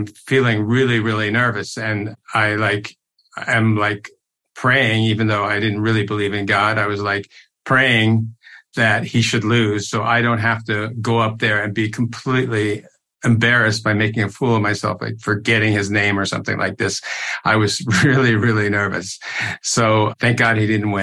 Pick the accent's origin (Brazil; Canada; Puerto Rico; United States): Canada; Toronto, Ontario; I grew up in Toronto